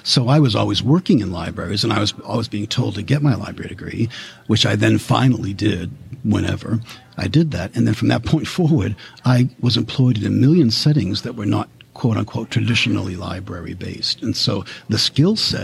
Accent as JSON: {"language": "English", "town": "Boston", "region": "Massachusetts", "country": "United States", "moved": "as an adult", "lives_now": "New York, United States", "said": "I'm from Boston"}